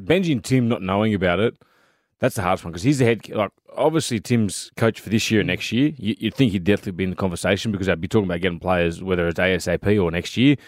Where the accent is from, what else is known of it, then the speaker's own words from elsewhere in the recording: Sydney, New South Wales, Australia; I was gr-, born and bred in Leichhardt.